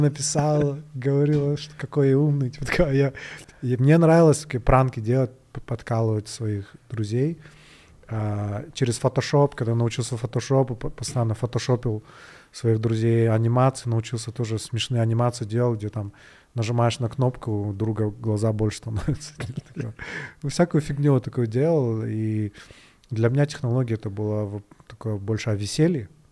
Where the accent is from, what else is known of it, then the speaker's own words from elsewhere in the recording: Kyrgyzstan; один из первых вообще, наверное, программистов кыргызских